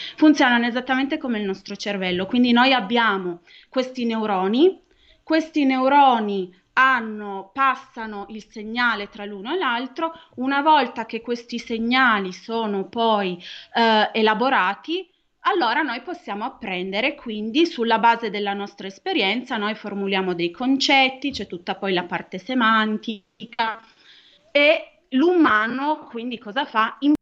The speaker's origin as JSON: {"language": "Italian", "town": "Turin", "region": "Piedmont", "country": "Italy", "tie": "born or raised there", "said": "Io sono di Torino, quindi tante volte gli studenti del Politecnico mi dicono, \"Ah, ma troviamo la prima persona che è nata a Torino, all'in-\" Nata a Torino, ho fatto tutto al Politecnico di Torino"}